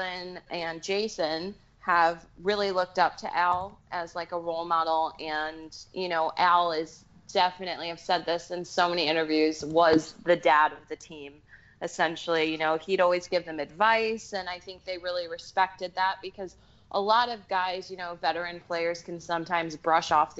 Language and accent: English; United States; moved away as an adult; now in England, United Kingdom; I'm American